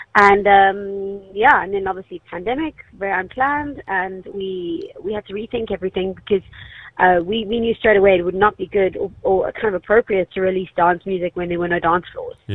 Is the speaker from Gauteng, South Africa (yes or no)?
no; Cape Town, Western Cape, South Africa; we're from Cape Town